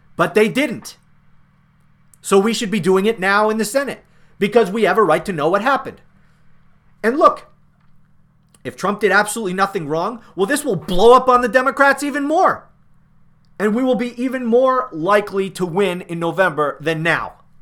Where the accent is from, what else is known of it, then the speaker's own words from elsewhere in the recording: United States; I'm an American.